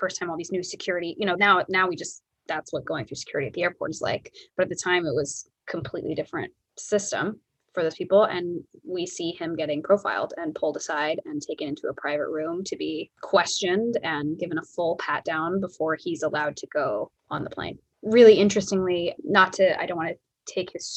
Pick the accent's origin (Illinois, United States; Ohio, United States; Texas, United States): Ohio, United States; now in New York City, United States; where I grew up in Ohio, like there was definitely a small town feel